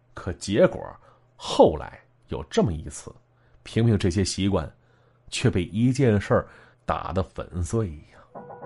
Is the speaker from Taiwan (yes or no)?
no; Shenyang, Liaoning, China; 咱们东北，确切说，是我们辽宁。身为从小在神府一带长起来的男子汉啊